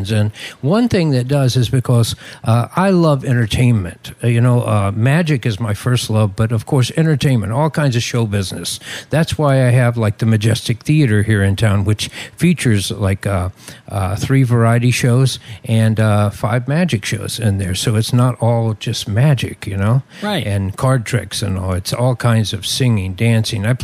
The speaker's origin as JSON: {"language": "English", "region": "West Virginia", "country": "United States", "tie": "born there", "said": "I grew up in, uh, uh, I didn't grow up, but I was born in West Virginia. And uh, back there, they have fireflies"}